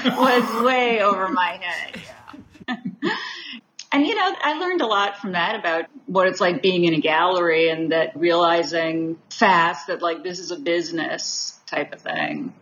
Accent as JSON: {"language": "English", "region": "Massachusetts", "country": "United States", "tie": "born or raised there", "said": "I was born, I grew up in Massachusetts, so not far. Came to New York a lot"}